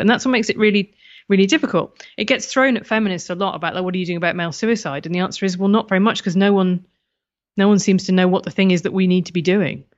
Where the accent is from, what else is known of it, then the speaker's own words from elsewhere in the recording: United Kingdom; being British